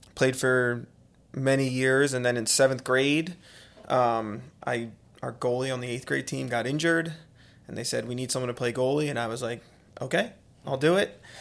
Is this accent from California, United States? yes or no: no; Conshohocken, Pennsylvania, United States; I was born and raised in Conshohocken